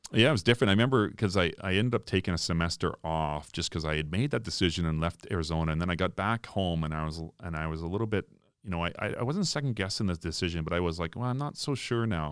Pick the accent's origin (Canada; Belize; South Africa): Canada; Foam Lake, Saskatchewan; also born or lived in Regina; I was born in Regina, but I was raised in, in a small town, Foam Lake